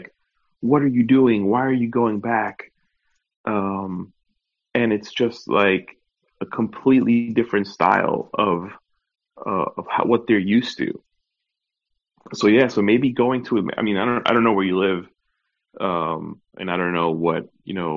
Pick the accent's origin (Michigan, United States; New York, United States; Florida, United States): New York, United States; now in Orlando, United States; growing up in New York, and now, you know, being down here in Orlando